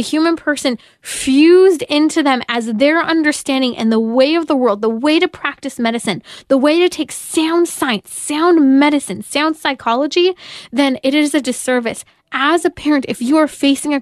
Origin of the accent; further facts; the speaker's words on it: California, United States; my home state of California